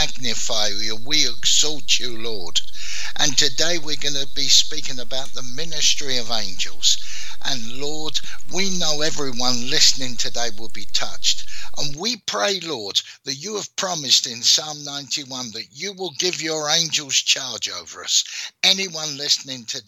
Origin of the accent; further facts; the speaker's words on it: London, United Kingdom; I was born in South London. I was born in an area called Brixton, which is in southwest London.